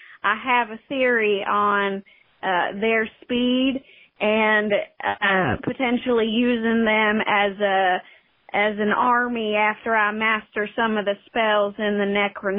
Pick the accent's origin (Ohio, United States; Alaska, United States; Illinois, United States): Ohio, United States; Columbus; I am from Columbus, so anytime you want to grab a cup of coffee, just hit me up on them socials.